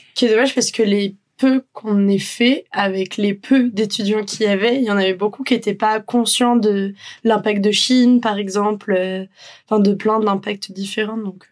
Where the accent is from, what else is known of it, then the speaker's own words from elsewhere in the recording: Brittany, France; moved away; On est bretonne d'origine. L'été dernier, on était rentré en Bretagne